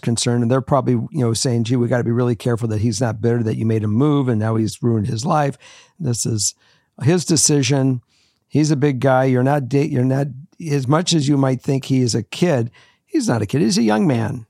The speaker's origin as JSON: {"language": "English", "town": "Los Angeles", "region": "California", "country": "United States", "also_born_or_lived": "Minnesota", "moved": "as an adult", "said": "I was from Los Angeles"}